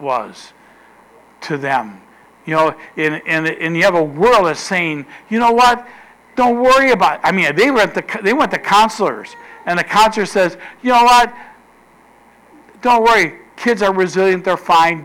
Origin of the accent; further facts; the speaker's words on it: United States; we're American citizens